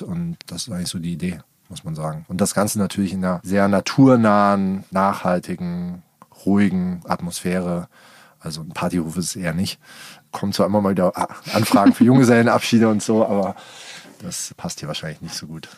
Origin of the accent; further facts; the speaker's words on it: Darmstadt, Hesse, Germany; moved away as an adult; also born or lived in Hamburg / Berlin; now in Allgäu, Germany; ich bin in Darmstadt aufgewachsen